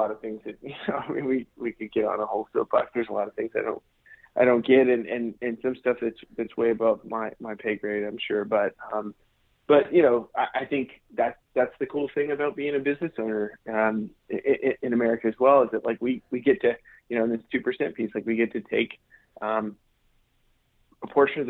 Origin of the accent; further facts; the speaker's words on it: United States; one of the unique things about being American is that we're actually all public landowners.